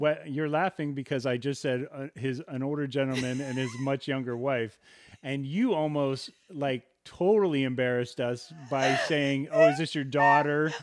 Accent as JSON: {"language": "English", "region": "Southern California", "country": "United States", "said": "we come from Southern California."}